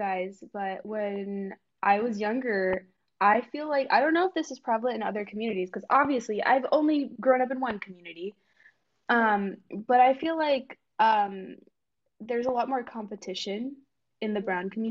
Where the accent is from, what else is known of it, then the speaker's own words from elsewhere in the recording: Bay Area, California, United States; I was from the Bay Area